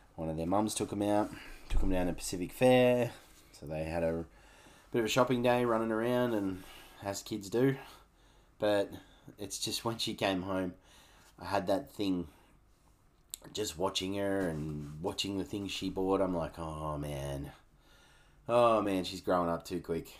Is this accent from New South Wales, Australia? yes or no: no; Canberra, Australian Capital Territory, Australia; growing up in Canberra, we used to catch the bus to the Woden shopping centre